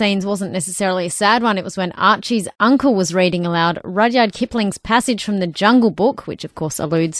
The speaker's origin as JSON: {"language": "English", "country": "Australia", "said": "I did feel proud as an Aussie"}